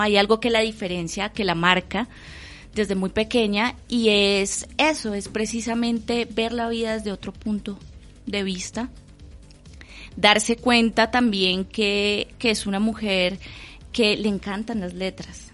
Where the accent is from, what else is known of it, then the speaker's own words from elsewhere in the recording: Bogotá, Colombia; yo nací aquí en Bogotá